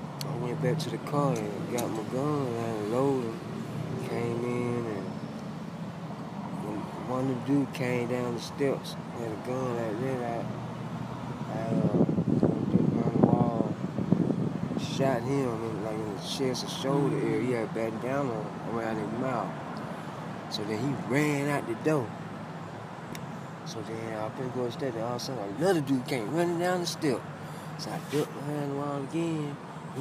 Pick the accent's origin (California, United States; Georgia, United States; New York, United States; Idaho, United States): Georgia, United States; Atlanta; I'm from Atlanta